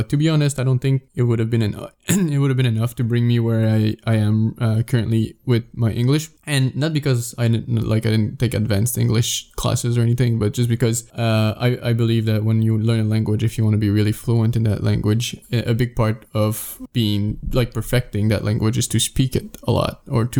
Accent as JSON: {"language": "English", "town": "Sherbrooke", "region": "Quebec", "country": "Canada", "tie": "born or raised there", "said": "Well, not because my hometown's not a small village, like in any sense of the word. It's pretty big."}